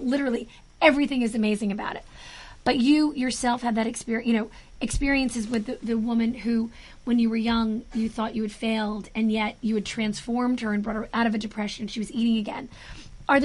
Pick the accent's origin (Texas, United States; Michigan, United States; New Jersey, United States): New Jersey, United States; Jersey City; I'm from Jersey City